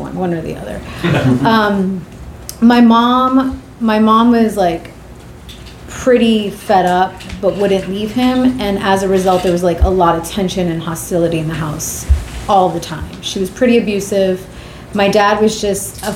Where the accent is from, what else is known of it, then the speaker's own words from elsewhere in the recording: New York City, New York, United States; I was born and raised in Queens, New York